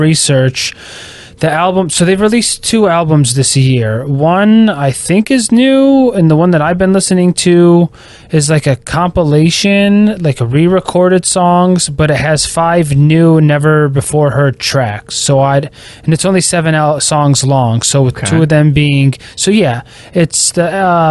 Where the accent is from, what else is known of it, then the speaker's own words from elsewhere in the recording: United States; I'm just an American